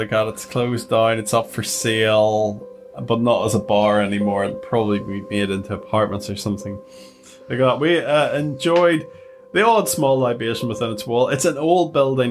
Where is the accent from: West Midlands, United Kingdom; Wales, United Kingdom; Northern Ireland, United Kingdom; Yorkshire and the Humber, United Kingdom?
Northern Ireland, United Kingdom; Newtownards; I hail from the wonderful town of Newtownards.